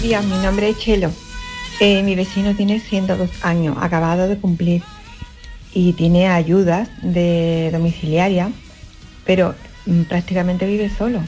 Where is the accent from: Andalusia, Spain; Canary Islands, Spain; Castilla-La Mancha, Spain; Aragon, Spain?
Andalusia, Spain; accent: Andalusian; los andaluces y contra nuestro acento